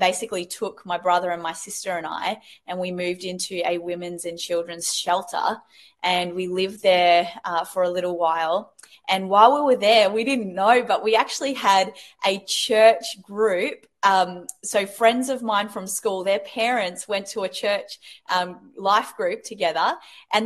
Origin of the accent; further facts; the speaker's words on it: New Zealand; moved away as an adult; also born or lived in England; now in Australia; I was born in England and raised in New Zealand. And then I've lived in Australia for the last, 20 years, I think, 25 years, something like